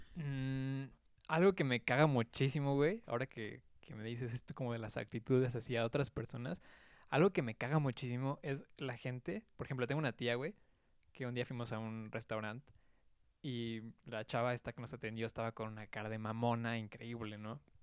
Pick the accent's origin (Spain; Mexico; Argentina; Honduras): Mexico; como buen mexicano